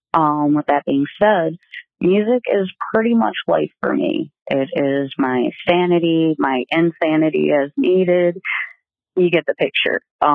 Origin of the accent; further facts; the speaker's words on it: Detroit, Michigan, United States; now in Minnesota, United States; I'm originally from Detroit, but now live in no man's land, Minnesota.